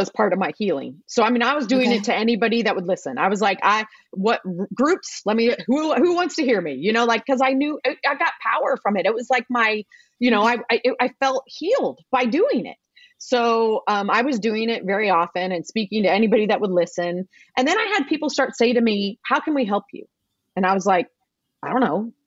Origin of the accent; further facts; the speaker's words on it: Evansville, Indiana, United States; Evansville, Indiana. So that's my hometown